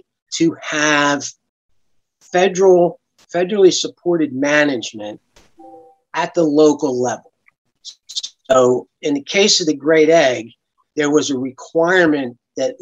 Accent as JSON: {"language": "English", "town": "Brigantine", "region": "New Jersey", "country": "United States", "tie": "born or raised there", "said": "I grew up in Brigantine"}